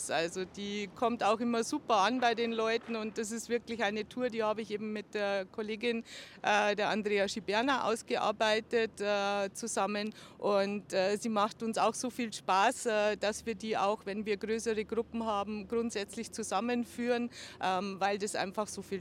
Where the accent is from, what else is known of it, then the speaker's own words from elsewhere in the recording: Ingolstadt, Bavaria, Germany; Ingolstadt ist meine Stadt, meine Heimat, in der ich mich wohlfühle und die ganz viel zu bieten hat.